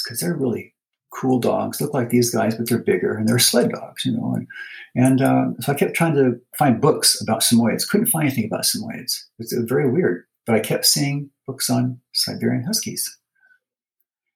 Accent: California, United States; moved away as an adult; also born or lived in Hawaii; now in Utah, United States; I'm from California originally, and I spent a lot of time at the beach as a kid.

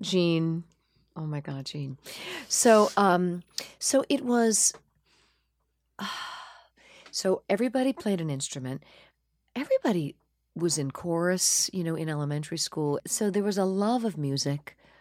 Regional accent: Hauppauge, Long Island, New York, United States; also born or lived in Corona, Queens, New York; I was born in Corona, Queens, uh, where my parents lived. And then we moved out to Hop Hog, Long Island when I was maybe thirteen months old. And I basically went up through the end of sixth grade out there

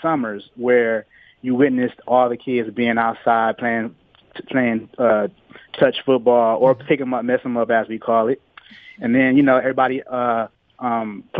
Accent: Detroit, Michigan, United States; Born and raised in Detroit.

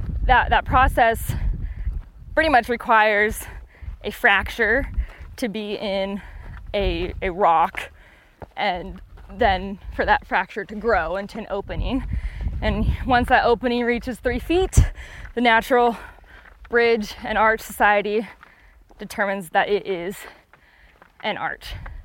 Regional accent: Oregon, United States; moved away; I grew up in Oregon

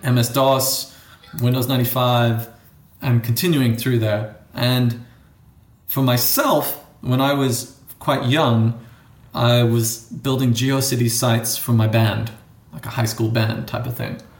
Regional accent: South Africa; accent: borders between American and something else, which is South African; moved away; also born or lived in United States; I grew up in South Africa

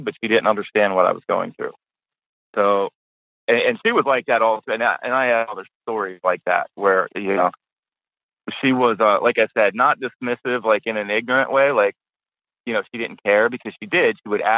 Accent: just outside of Pittsburgh, Pennsylvania, United States; I grew up just outside of Pittsburgh. About a half hour north of the city.

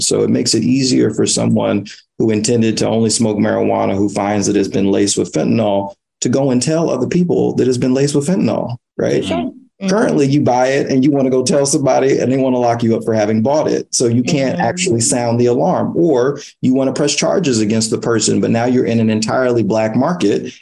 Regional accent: New York City, New York, United States; I grew up in East Harlem in the 1990s

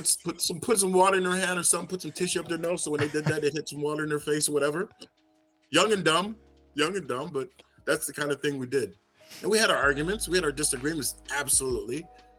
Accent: England, United Kingdom; born there; And I was born in England, obviously.

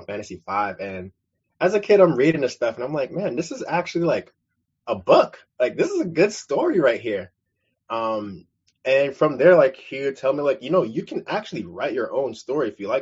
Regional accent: New York City, New York, United States; where I'm from, was born and raised in Brooklyn, New York

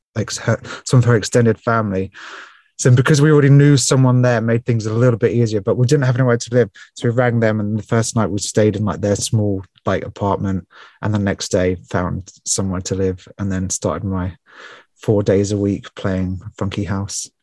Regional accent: Portsmouth, South East England, United Kingdom; also born or lived in Spain; I was born and raised in Portsmouth on the south coast of England.

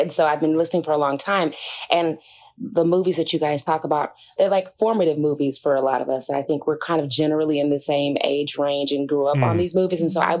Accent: Houston, Texas, United States; moved away as an adult; now in Los Angeles, United States; I am from Houston, Texas, which is where I am right now.

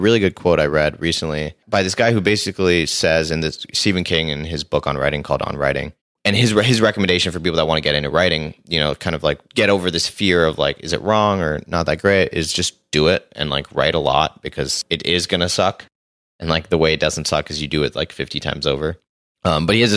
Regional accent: Singapore; moved away as an adult; also born or lived in Los Angeles, United States; So I grew up in Singapore and then I moved to LA to go to school.

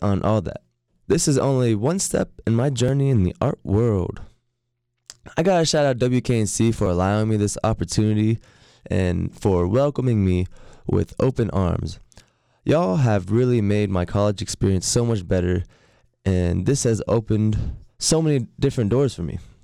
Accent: Norfolk, Virginia, United States; moved away as an adult; now in Raleigh, United States; moving back to my hometown of Norfolk, Virginia

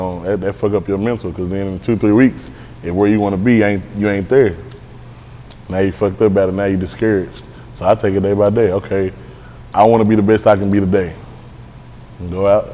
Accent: Dallas, Texas, United States; I'm from Pleasant Grove

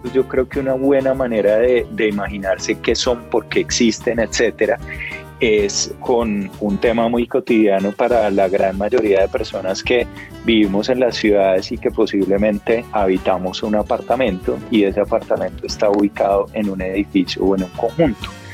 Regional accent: Colombia; todos como colombianos

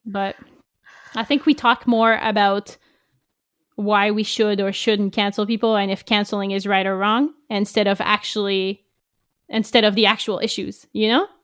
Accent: Canada; being French Canadian, we only had French books mostly

